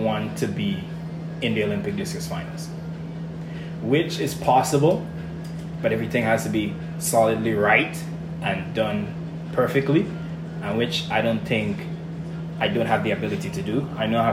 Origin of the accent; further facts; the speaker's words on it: Grenada; growing up in Grenada, it's all about pride, it's all about identity and culture in my country